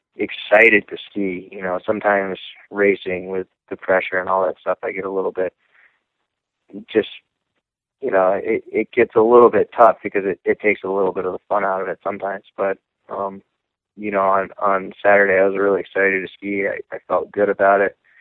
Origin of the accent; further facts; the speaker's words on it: Lake Placid, New York, United States; I'm from Lake Placid, New York